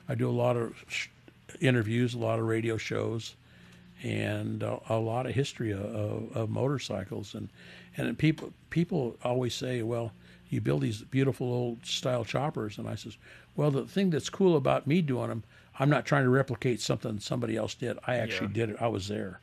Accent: San Bernardino, California, United States; now in Las Vegas, United States; they started in, in, 1948 in San Bernardino, California, where we're from

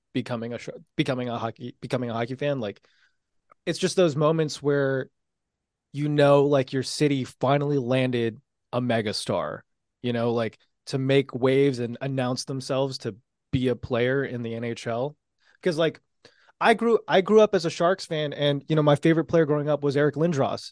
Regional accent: San Jose, California, United States; me growing up in San Jose, those early years

